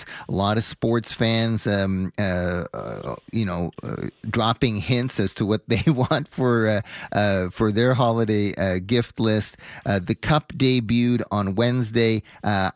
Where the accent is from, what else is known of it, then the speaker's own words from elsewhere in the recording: Montreal, Quebec, Canada; growing up on the West Island of Montreal